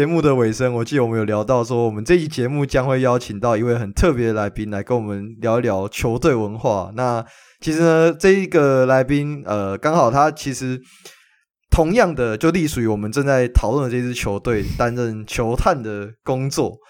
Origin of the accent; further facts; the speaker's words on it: Taoyuan, Taiwan; 跟跟我算同乡啦，我也是桃园人。